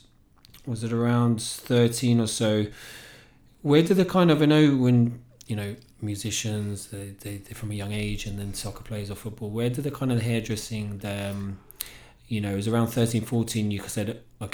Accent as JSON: {"language": "English", "region": "England", "country": "United Kingdom", "tie": "born or raised there", "accent": "English", "moved": "yes", "lives_now": "Ireland", "said": "we were known as the Irish family in England. I came here and it's obviously you're the English guy, you've got the English accent."}